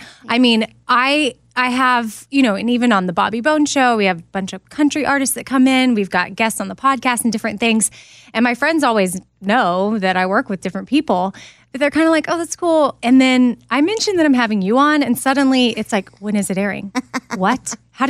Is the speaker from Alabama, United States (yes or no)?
no; Austin, Texas, United States; But Austin, so I was in the city.